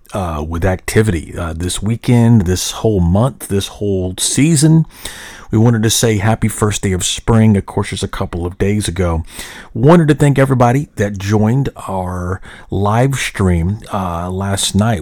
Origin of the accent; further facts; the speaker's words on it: Little Rock, Arkansas, United States; now in Frisco, United States; I grew up in Little Rock uh, where we didn't have an MLB team.